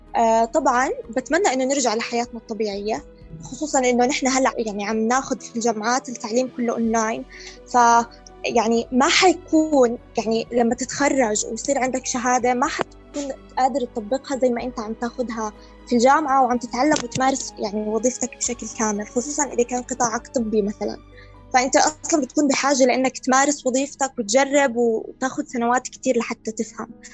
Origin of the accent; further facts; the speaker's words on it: Jordan; عندنا في الاردن